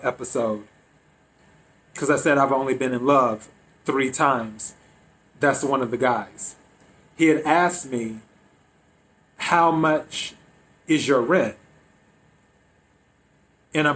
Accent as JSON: {"language": "English", "region": "the Carolinas", "country": "United States", "moved": "as an adult", "lives_now": "Los Angeles, United States", "said": "I'm originally from the East Coast, from the Carolinas"}